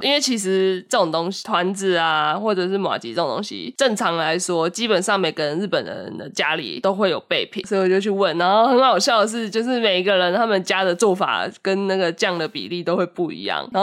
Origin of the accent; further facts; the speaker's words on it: Taiwan; 我几乎是在台湾长大嘛